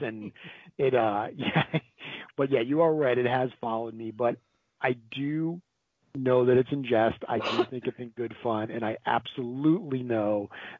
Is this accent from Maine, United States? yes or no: no; Rhode Island, United States; I'm from Rhode Island